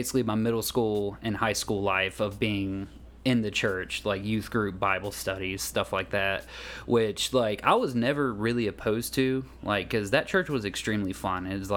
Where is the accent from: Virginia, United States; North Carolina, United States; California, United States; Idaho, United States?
North Carolina, United States; High Point; also born or lived in Myrtle Beach; I was raised in High Point